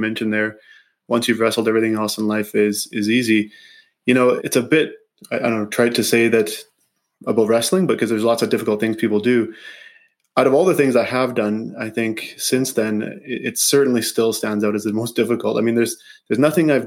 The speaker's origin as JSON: {"language": "English", "town": "Grasswood", "region": "Saskatchewan", "country": "Canada", "tie": "born or raised there", "said": "I grew up in Saskatchewan, actually. Just south of Saskatoon in a small community called Grasswood."}